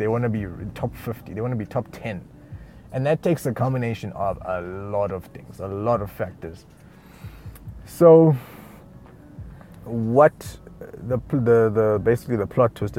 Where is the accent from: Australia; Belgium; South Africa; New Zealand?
South Africa; moved away; I am South African, but I'm not. I don't speak any of the official languages except for English. Comfortably. That's another thing. I'm not from this country originally.